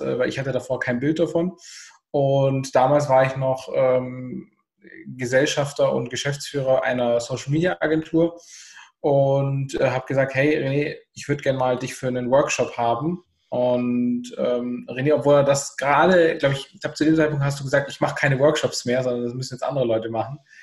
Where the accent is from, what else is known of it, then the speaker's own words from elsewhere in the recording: Southern Germany, Germany; ich komme aus dem Süden, Deutschlands